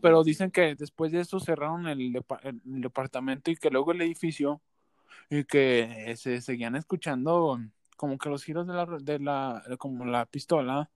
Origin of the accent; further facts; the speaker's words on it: Aguascalientes, Mexico; nosotros tres somos de Aguascalientes